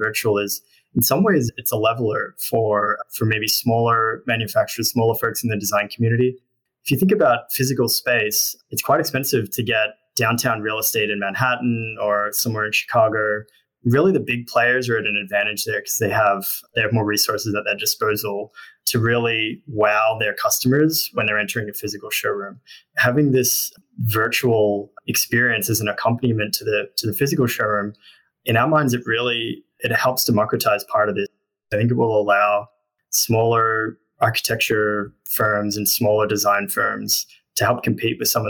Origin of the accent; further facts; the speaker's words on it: Australia; I was born in Australia. I don't know if you noticed this, an accent